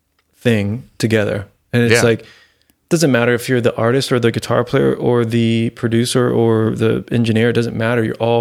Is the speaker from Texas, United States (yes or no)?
no; Florida, United States; I mean, I'm not from Tennessee. I'm from Florida